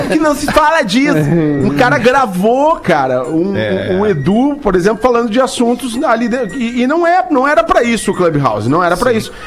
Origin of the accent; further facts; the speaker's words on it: Rio Grande do Sul, Brazil; moved away; also born or lived in Santa Catarina / Orlando; nunca serei um catarinense, nunca serei, porque eu nasci no Rio Grande do Sul, me criei no Rio Grande do Sul